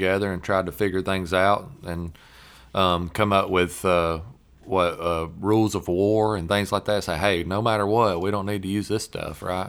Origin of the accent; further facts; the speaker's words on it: American South, United States; accent: Southern; our Southern accent